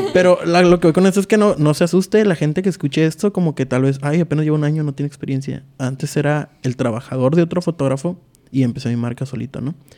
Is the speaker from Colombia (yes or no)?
no; Tijuana, Baja California, Mexico; soy de Tijuana, Baja California.